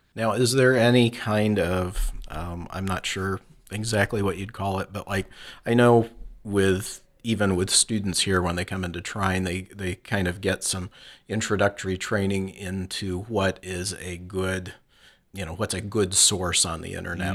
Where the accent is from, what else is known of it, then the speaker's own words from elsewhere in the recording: Flint, Michigan, United States; I grew up in Flint, Michigan